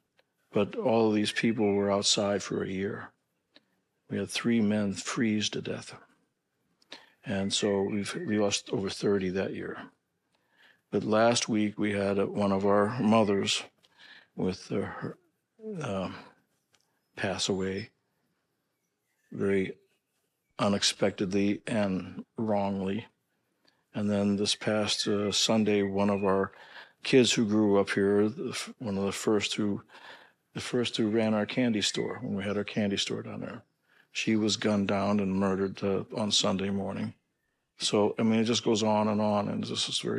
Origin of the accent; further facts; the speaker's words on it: St. Louis, Missouri, United States; I grew up in St. Louis